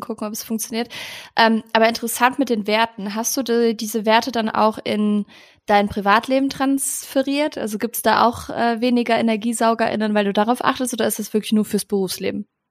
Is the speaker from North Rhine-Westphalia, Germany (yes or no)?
yes; Cologne, North Rhine-Westphalia, Germany; now in Hamburg, Germany; meiner alten Heimat Köln sitzt du ja gerade